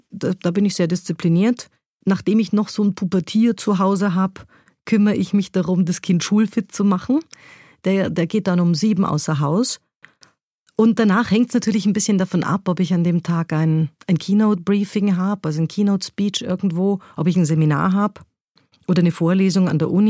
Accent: Munich, Bavaria, Germany; Ich bin in München bei den Großeltern aufgewachsen und das war ja, das war zum Teil ein wilder Haushalt mit einer preußischen Großmutter und einem urbayerischen Großvater.

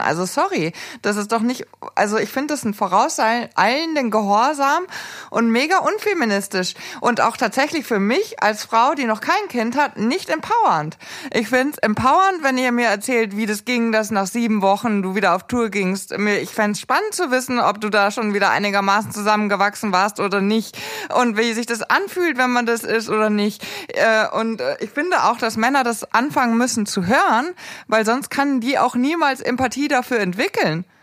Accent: Erding, Bavaria, Germany; in Erding, äh, wo ich aufgewachsen bin

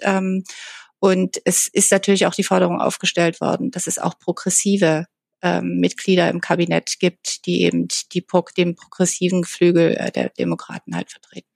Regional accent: Germany; now in Washington, United States; bei uns in Deutschland oder in Europa

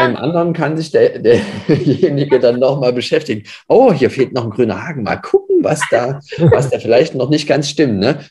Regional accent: Leipzig, Saxony, Germany; Ich komme aus Leipzig, wohne jetzt auch wieder in Leipzig

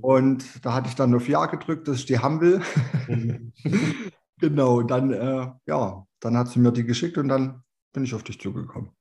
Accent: Chemnitz, Saxony, Germany; bin 32 Jahre alt, komme aus Chemnitz

